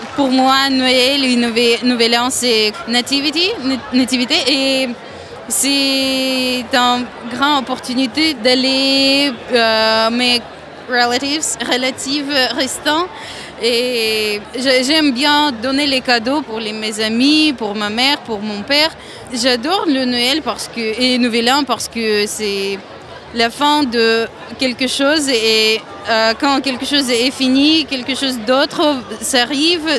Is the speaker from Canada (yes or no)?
no; Saint Petersburg, Russia; French is a second language; moved away as an adult; now in Poitiers, France; je viens de Russie, de Saint-Pétersbourg